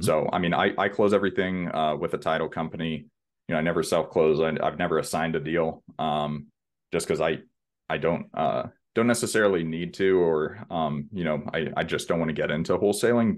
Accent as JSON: {"language": "English", "town": "Houston", "region": "Texas", "country": "United States", "tie": "born or raised there", "said": "born and raised in Houston, Texas"}